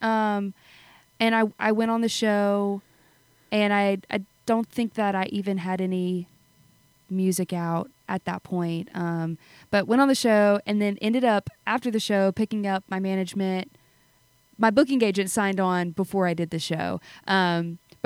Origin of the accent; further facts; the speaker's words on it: South Louisiana, United States; I'm from South Louisiana